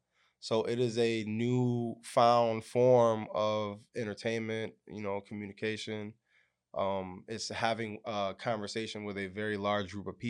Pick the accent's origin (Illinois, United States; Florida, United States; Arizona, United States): Arizona, United States; Yuma; I'm originally from Yuma, Arizona, which a lot of people don't know. I got West Coast blood in me. And I grew up in a military house at first.